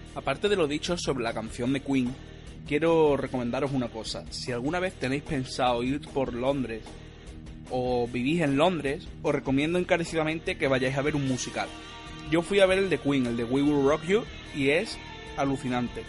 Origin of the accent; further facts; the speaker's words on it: Andalusia, Spain; soy andaluz